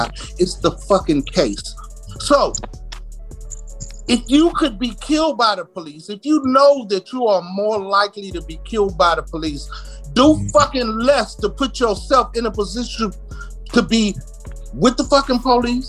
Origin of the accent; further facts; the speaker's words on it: Washington, District of Columbia, United States; I grew up in Southeast goddamn D.C.